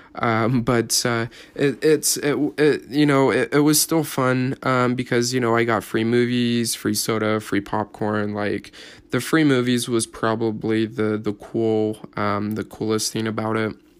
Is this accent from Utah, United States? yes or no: yes; Salt Lake City, Utah, United States; I was born here in, uh, Utah, up at the University of Utah